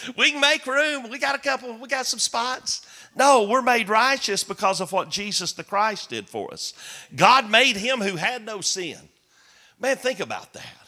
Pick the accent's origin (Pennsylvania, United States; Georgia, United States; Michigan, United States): Georgia, United States; Chickamauga; Chickamauga, Georgia, my hometown